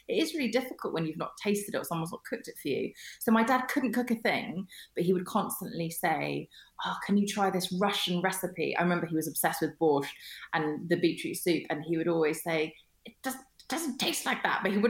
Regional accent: Kingston upon Thames, London, United Kingdom; also born or lived in Germany; the one that I grew up in Kingston, is by Richmond Park

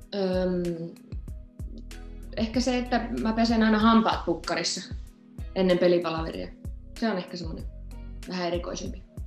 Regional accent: Forssa, Tavastia Proper, Finland; also born or lived in Salo; now in Stuttgart, Germany; Forssahan mun niin kotikotikaupunki on, mutta eh, mä oon niin nuorena muuttanut jo pois

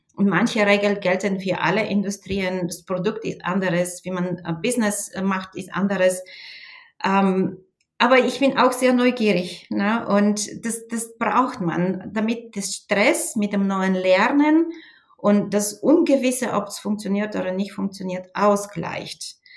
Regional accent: Bulgaria; German is a second language; moved away as an adult; now in Germany; ich bin auch in Bulgarien aufgewachsen

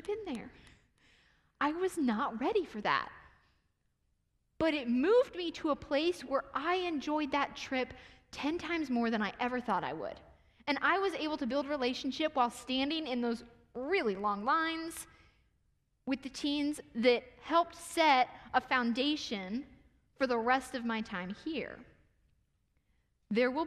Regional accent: Ohio, United States; I was raised in Ohio

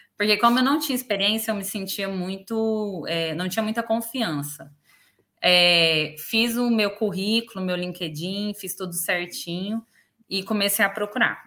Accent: Goiás, Brazil; moved away as an adult; now in Dublin, Ireland; Sou goiana, né? Vim do Brasil.

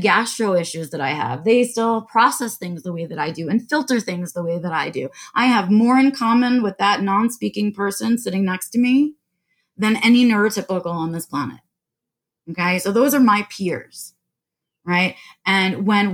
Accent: New York, United States; I was born and raised in New York

